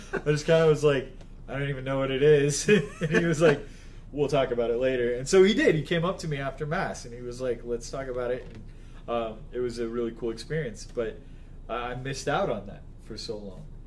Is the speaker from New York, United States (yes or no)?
no; Las Vegas, Nevada, United States; I grew up in Las Vegas, Nevada